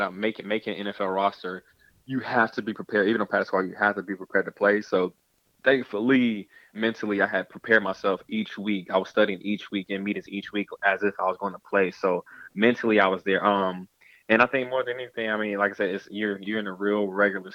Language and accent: English; Georgia, United States; moved away as an adult; also born or lived in Massachusetts; I'm from Georgia